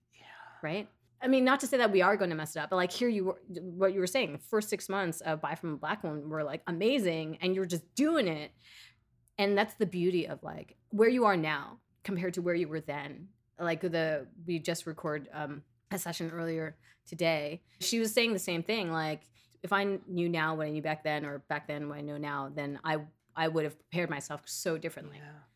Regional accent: New York City, New York, United States; I was born and raised in Queens

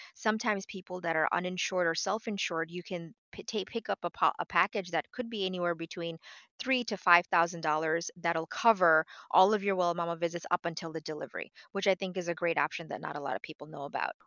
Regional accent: New York City, New York, United States; moved away as an adult; also born or lived in Bangladesh; now in Florida, United States; I am, uh, originally from Bangladesh. I grew up in New York City, uh, but right now I'm living in sunny Florida

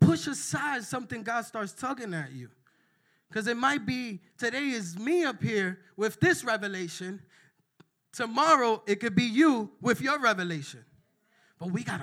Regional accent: New York, United States; I'm from New York and I'm Dominican

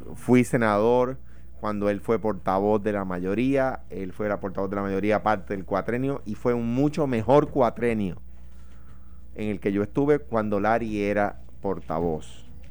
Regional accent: Puerto Rico; como puertorriqueño

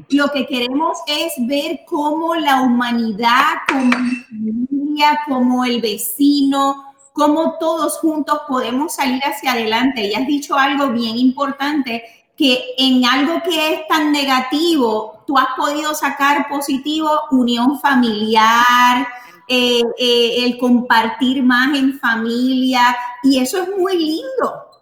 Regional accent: Naguabo, Puerto Rico; also born or lived in Missouri; now in Florida, United States; soy de Nahuabo, Puerto Rico.

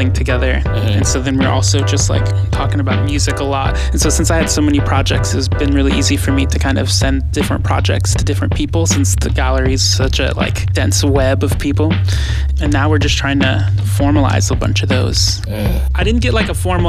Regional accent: Fairfield, California, United States; moved away as an adult; also born or lived in Los Angeles, California / Colorado / Milwaukee; now in Washington, D.C., United States; I grew up in California in the San Francisco Bay Area, Fairfield

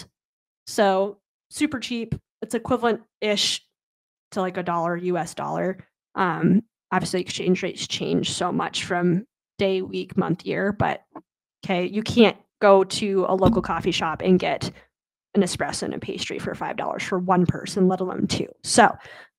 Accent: Midwest, United States; I'm from the Midwest

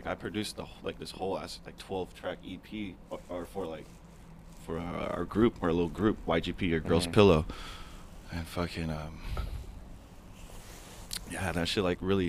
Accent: San Diego, California, United States; Maybe it's because I grew up in the North County, not the fucking down south.

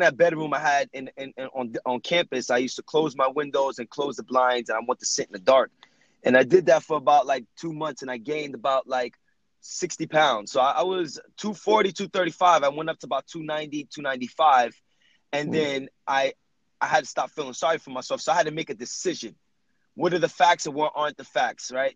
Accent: Jersey City, New Jersey, United States; I was raised in Jersey City, New Jersey

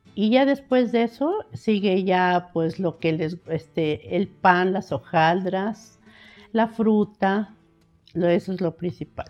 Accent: San Andrés Cholula, Puebla, Mexico; yo nací en San Andrés Cholula, este, en el centro a un, costado de la parroquia de San Andrés

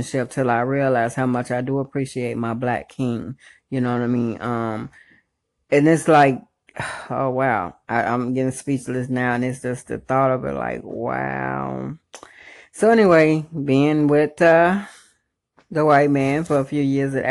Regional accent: Chicago, Illinois, United States; moved away; I actually miss my hometown. So what up, Chi-Town?

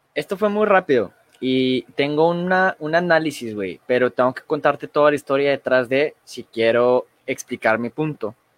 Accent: Mexico; como mexicanos

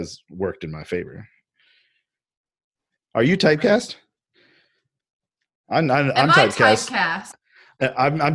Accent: Fayetteville, North Carolina, United States; moved away as an adult; now in Asheville, United States; this is back in my hometown. It's back in Fayetteville

